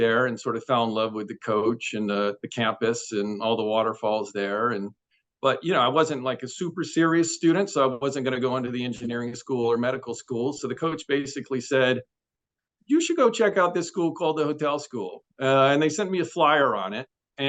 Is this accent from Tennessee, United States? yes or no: yes; Tennessee, United States; now in London, United Kingdom; growing up in Tennessee